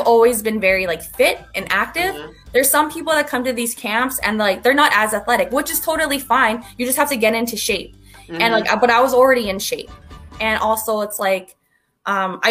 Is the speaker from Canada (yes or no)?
yes; Edmonton, Alberta, Canada; moved away as an adult; now in Texas, United States; I'm from Edmonton